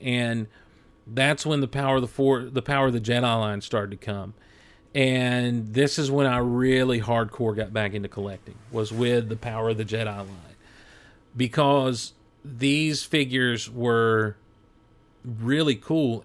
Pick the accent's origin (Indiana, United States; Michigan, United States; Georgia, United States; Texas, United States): Georgia, United States; Hazlehurst; also born or lived in Athens, Georgia; our family had moved just a few months earlier from where I was born in Athens, Georgia, down to where we're, where we were at then and, and where I'm at now in Hazelhurst, Georgia